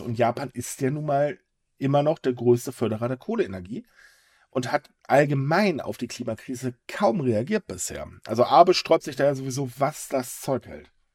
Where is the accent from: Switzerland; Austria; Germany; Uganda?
Germany; bei uns in Deutschland